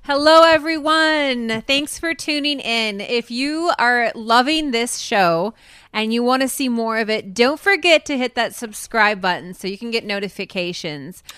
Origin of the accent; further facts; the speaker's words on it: Grand Rapids, Minnesota, United States; in my hometown, the ruby slippers were stolen from the museum I used to work